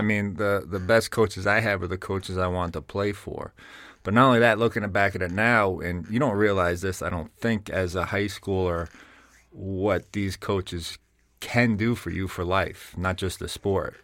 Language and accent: English; Bergen County, New Jersey, United States; accent: Jersey; moved away as an adult; growing up in New Jersey, moving up to here